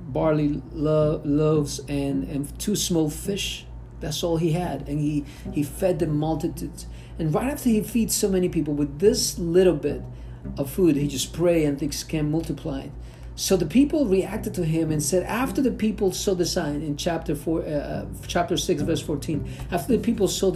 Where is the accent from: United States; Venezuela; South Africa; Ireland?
Venezuela; moved away; growing up in Venezuela, back in the old country